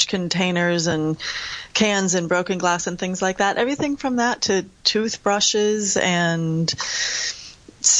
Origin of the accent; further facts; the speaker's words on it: United States; accent: American; as I say with my American accent